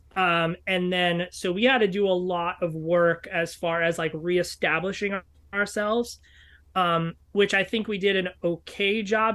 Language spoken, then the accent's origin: English; New York City, New York, United States; I grew up in New York City